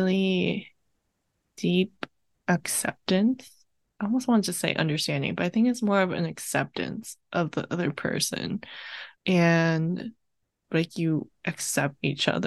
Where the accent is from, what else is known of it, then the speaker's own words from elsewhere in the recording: California, United States; I'm Viet for one, and then I grew up in California